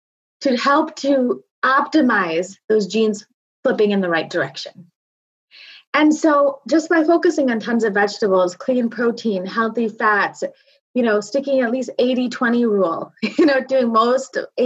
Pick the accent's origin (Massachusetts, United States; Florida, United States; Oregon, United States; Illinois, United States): Illinois, United States; Naperville; I was born and raised in Naperville, Illinois, to people who were born and raised on the other side of the country.